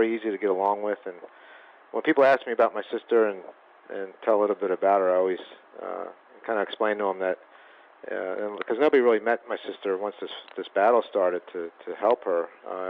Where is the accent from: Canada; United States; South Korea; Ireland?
United States; outside of Philadelphia, Pennsylvania; We grew up outside of Philadelphia